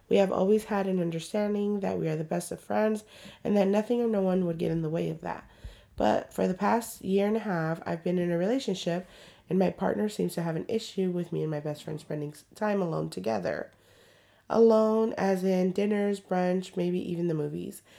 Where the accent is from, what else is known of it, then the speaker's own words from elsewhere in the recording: Atlanta, Georgia, United States; By the way, I'm from Atlanta and I'm 27 years